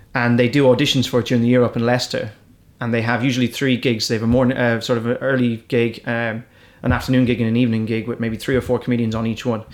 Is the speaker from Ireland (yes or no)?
yes; Ireland; accent: Irish; I'm an English speaker, but I've got an Irish accent.